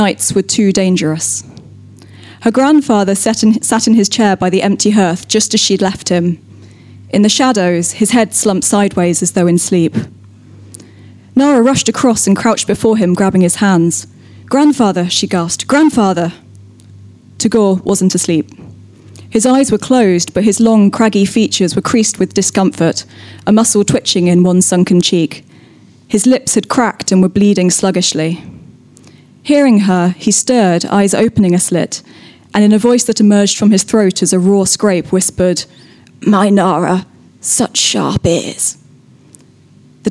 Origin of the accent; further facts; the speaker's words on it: North Somerset, South West England, United Kingdom; I'm from North Somerset